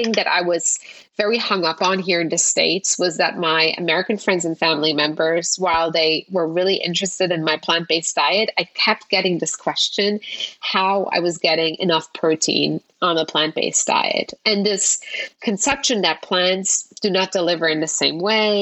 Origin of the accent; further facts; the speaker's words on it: Luxembourg; moved away; I grew up in Europe